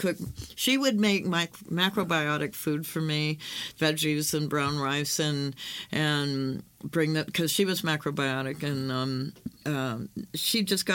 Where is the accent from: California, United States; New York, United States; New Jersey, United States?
California, United States; I'm from California.